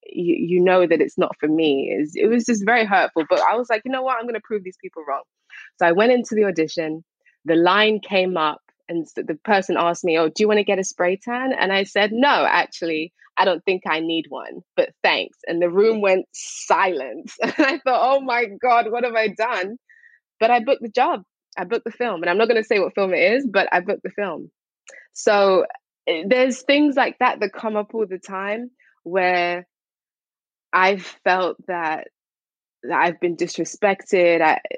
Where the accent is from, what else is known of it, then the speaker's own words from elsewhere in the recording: St. Lucia; also born or lived in Barbados; I'm from St. Lucia and Barbados.